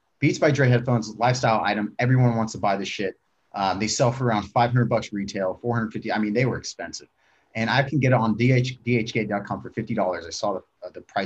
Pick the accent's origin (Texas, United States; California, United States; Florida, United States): California, United States; Tracy; I'm from Tracy, California. It's a small town, fucking nothing going on there